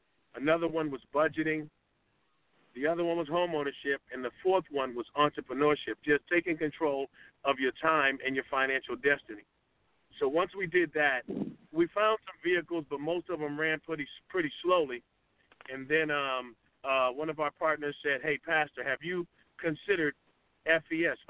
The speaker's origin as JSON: {"language": "English", "town": "Boston", "region": "Massachusetts", "country": "United States", "also_born_or_lived": "Atlanta, Georgia", "moved": "as an adult", "lives_now": "Conyers, United States", "said": "I'm from Boston, Massachusetts. I came to Atlanta back in 2002"}